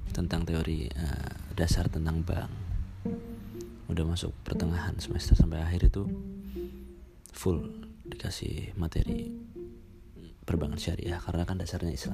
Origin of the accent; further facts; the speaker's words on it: Purbalingga, Central Java, Indonesia; maaf maaf aja nih kalau bahasanya agak campuran Indonesia Jawa ya karena saya sendiri memang dari Jawa Jawa Tengah lebih tepatnya Jawa Tengah bagian barat di Purbalingga ya Purbalingga orang-orang pada bilang ngapak-ngapak ya